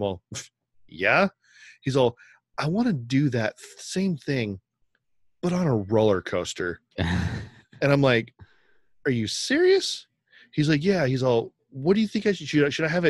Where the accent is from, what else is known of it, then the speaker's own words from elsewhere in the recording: Sacramento, California, United States; We're from Sacramento, too.